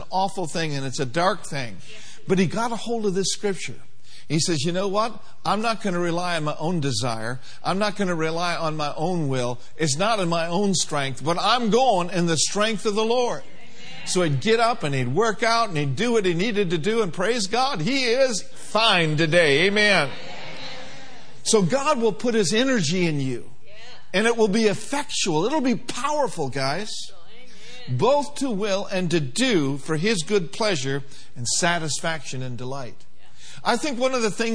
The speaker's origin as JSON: {"language": "English", "town": "Minneapolis", "region": "Minnesota", "country": "United States", "tie": "born or raised there", "said": "I grew up in Minneapolis, Minnesota."}